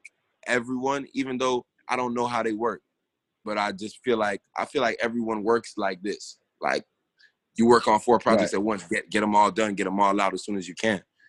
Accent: Broward, Florida, United States; born or raised there; also born or lived in New York

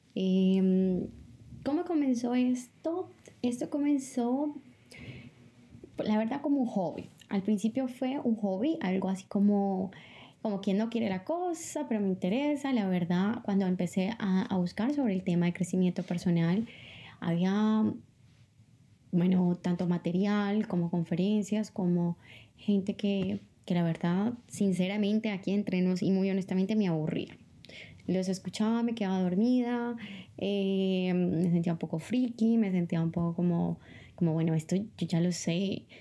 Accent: Bogotá, Colombia; moved away as an adult; also born or lived in Hattingen, Germany / Bochum, Germany / Tossa de Mar, Spain; now in Barcelona, Spain; Vengo de Bogotá, Colombia. Es mi ciudad natal.

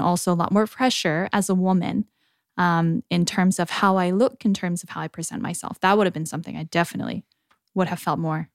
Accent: United States; moved away as an adult; now in South Korea; coming from the States to Korea

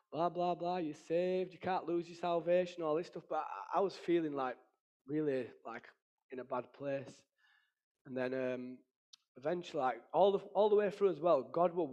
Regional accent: Ireland; Because obviously, being Irish and that, we drink and fight, that's what we do.

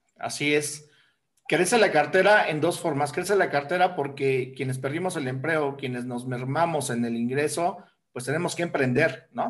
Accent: Mexico; Somos mexicanos

